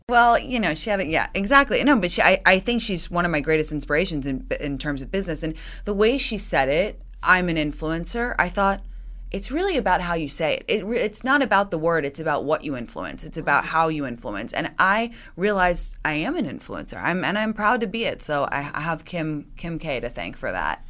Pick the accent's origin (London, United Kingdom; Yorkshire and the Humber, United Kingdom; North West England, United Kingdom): London, United Kingdom; moved away as an adult; now in United States; I grew up in London